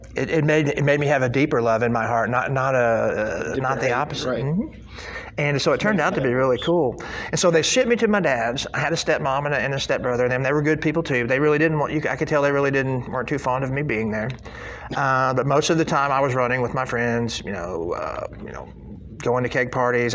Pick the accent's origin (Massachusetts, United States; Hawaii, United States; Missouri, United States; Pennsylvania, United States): Missouri, United States; Carthage; moved away; I was born in Carthage, Missouri, up by up on the other side of Branson, Missouri, up by Springfield.